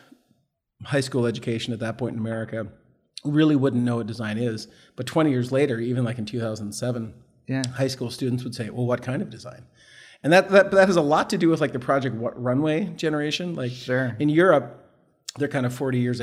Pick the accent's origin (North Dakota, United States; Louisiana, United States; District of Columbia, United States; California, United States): North Dakota, United States; Horace; moved away; Little tiny town called Horace, North Dakota, just south of Fargo. So yeah, I grew up in a farm community.